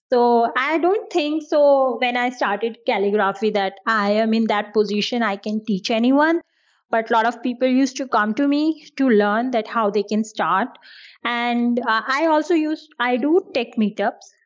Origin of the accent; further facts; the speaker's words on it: New Delhi, Delhi, India; first language Hindi; English is a second language; I'm from India and I'm from the capital of India, which is New Delhi.